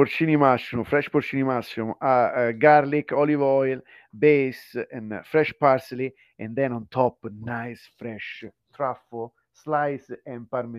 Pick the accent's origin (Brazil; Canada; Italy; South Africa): Italy; moved away; also born or lived in Japan; I'm from Italy.